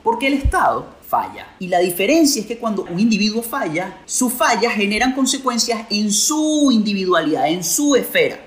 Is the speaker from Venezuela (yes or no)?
yes; Venezuela; en mi país